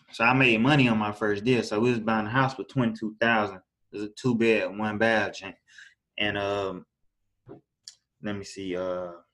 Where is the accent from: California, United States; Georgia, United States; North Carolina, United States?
Georgia, United States; Augusta; I'm from Augusta, Georgia. Um, I was born and raised here.